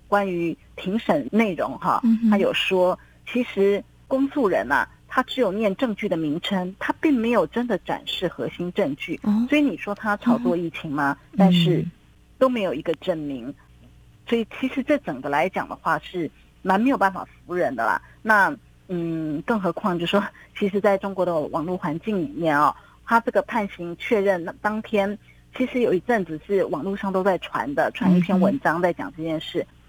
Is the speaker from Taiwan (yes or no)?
yes; Taiwan; now in China; 其实他们外卖已经很久了，可是我就是还是保持着我台湾人的习惯。